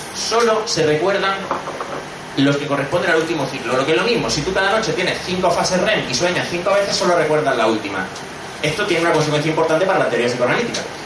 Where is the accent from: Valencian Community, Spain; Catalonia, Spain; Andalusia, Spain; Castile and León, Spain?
Andalusia, Spain; Granada; moved away as an adult; also born or lived in Madrid; now in Barcelona, Spain; soy de Granada, como habréis notado por, el, por el acento, estudié psicología